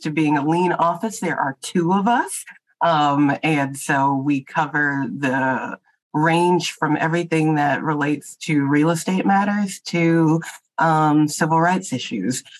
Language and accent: English; Texas, United States; now in Boston, United States; I'm from Texas